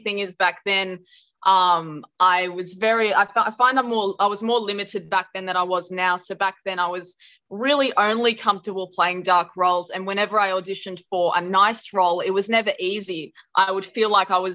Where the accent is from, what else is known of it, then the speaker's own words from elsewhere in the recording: Blue Mountains, New South Wales, Australia; now in Sydney, Australia; when I moved from my hometown in the Blue Mountains to Sydney